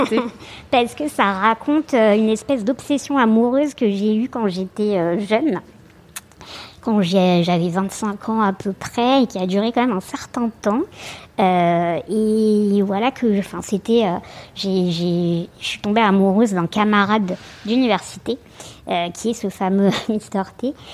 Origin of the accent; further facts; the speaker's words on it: Santiago, Santiago Metropolitan Region, Chile; now in Paris, France; je suis née à Santiago du Chili